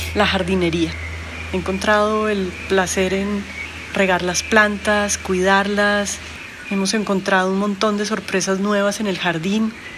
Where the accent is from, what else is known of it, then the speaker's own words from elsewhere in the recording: Colombia; moved away as an adult; now in Guatemala; soy colombiana y llevo más de 13 años viviendo en Guatemala